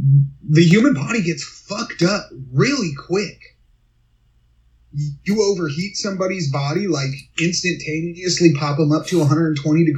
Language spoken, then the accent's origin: English; United States; I'm an American.